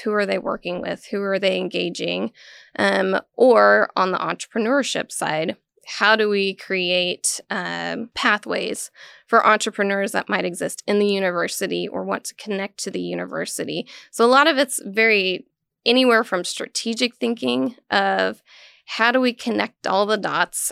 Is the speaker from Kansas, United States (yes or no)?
yes; Western Kansas, United States; now in Manhattan, United States; I grew up in Little Western, Kansas